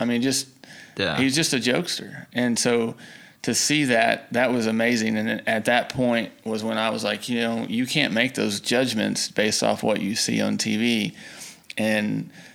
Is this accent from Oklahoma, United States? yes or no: yes; Tuttle, Oklahoma, United States; growing up in Oklahoma